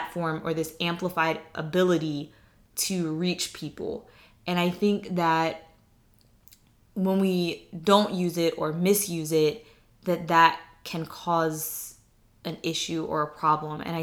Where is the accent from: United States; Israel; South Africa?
United States; the South; moved away; I'm from the South